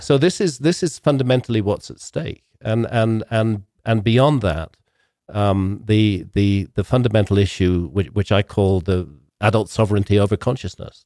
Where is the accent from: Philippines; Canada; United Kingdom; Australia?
United Kingdom; I come from Britain